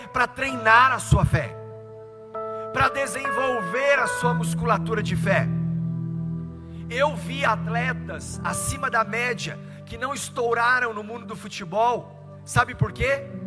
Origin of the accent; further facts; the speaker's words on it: Tubarão, Santa Catarina, Brazil; Eu sou pastor líder da Verdade Igreja em Tubarão, Santa Catarina